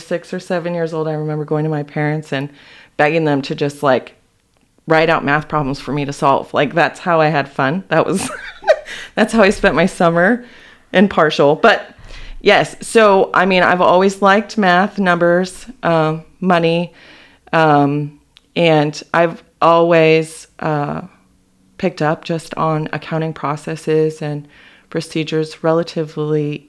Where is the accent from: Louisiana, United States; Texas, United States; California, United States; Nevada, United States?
Nevada, United States; Las Vegas; moved away as an adult; now in Yakima, United States; I went back to Vegas, which is where I grew up